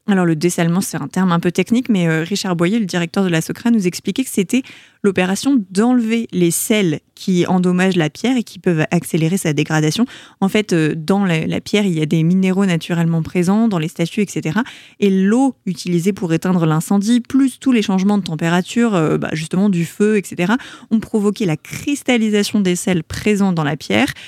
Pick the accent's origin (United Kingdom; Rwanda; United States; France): France; Paris, Île-de-France; also born or lived in Montreal, Canada; Je suis née à Paris